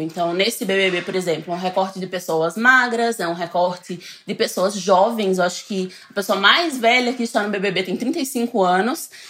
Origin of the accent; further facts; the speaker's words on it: Northeast Region, Brazil; now in São Paulo, Brazil; nem sou do sertão, eu sou do litoral